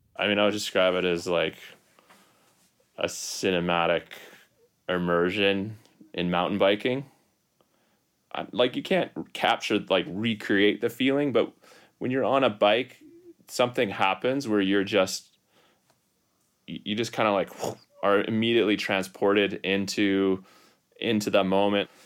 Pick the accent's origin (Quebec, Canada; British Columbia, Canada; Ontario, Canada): British Columbia, Canada; North Vancouver; also born or lived in Whistler; I'm from North Van as well. I grew up in Vancouver.